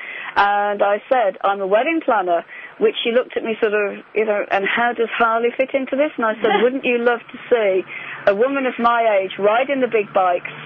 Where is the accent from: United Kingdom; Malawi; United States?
United Kingdom; moved away; I'm a Brit